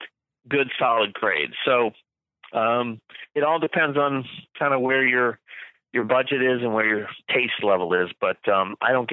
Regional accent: Florida, United States; when I was a kid growing up in Florida

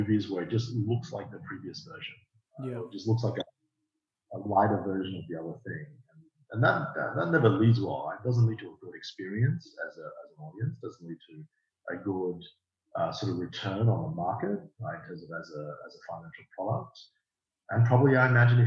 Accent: Australia; I grew up in Australia and I went to university in Australia

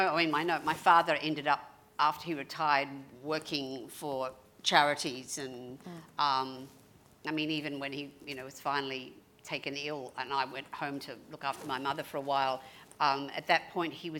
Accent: Melbourne, Victoria, Australia; moved away as an adult; also born or lived in United States; I grew up in Mitcham.

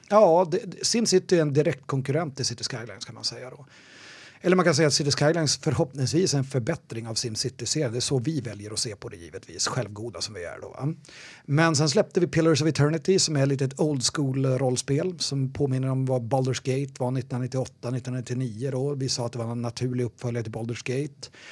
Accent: Umeå, Västerbotten County, Sweden; moved away as an adult; also born or lived in Gothenburg; now in Stockholm, Sweden; Jag, jag kommer från Umeå från början.

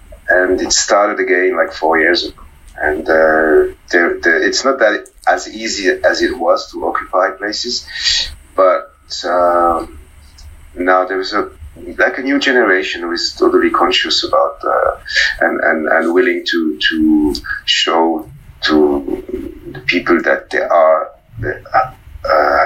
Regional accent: Fribourg, Switzerland; I grew up in a small town, Fribourg

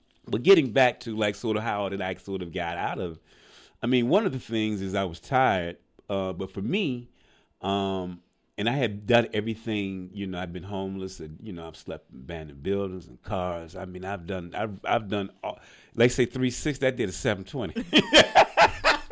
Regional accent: Birmingham, Alabama, United States; moved away; also born or lived in Montgomery County, Maryland; I'm originally from Birmingham, Alabama.

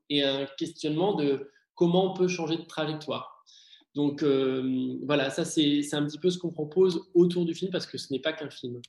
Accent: Martinique; j'ai grandi en fait en Martinique

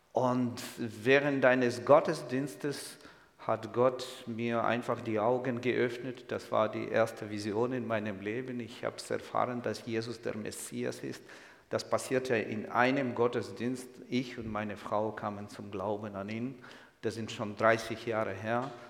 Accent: Kyiv, Ukraine; ich bin Jude. Ich komme ausgerechnet nicht aus Israel, sondern aus der Ukraine. Kennen Sie so ein Land? Ukraine, irgendwo weit im Osten. Ich bin in der Hauptstadt Kiew geboren und aufgewachsen

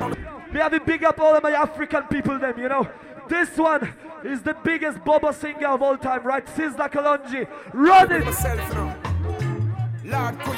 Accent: Poland; we come from Poland

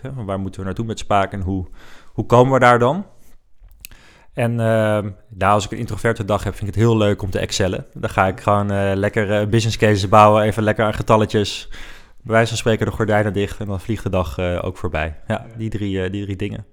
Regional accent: Netherlands; Wij zijn Nederlanders

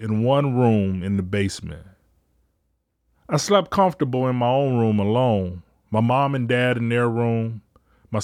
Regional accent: Detroit, Michigan, United States; also born or lived in Ecorse, Michigan; I recognized three homes growing up in Detroit

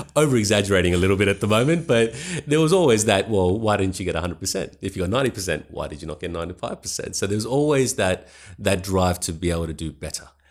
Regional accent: Adelaide, South Australia, Australia; also born or lived in Pakistan / Sydney / Roxby Downs; I grew up mainly in Adelaide

